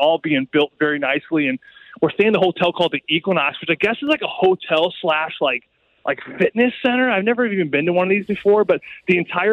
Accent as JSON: {"language": "English", "town": "St. Louis", "region": "Missouri", "country": "United States", "tie": "born or raised there", "said": "straight from Afton, where I grew up in St. Louis"}